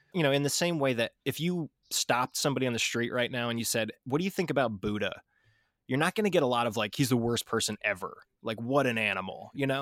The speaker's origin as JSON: {"language": "English", "country": "United States", "said": "I'm obviously an American"}